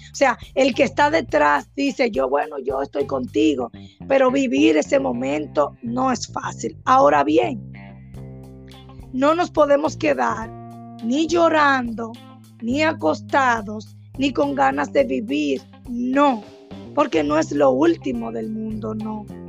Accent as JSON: {"language": "Spanish", "area": "Cibao", "region": "Puerto Plata", "country": "Dominican Republic", "also_born_or_lived": "Bávaro", "said": "Yo soy del Cibao, y las personas del Cibao siempre buscamos una segunda opinión"}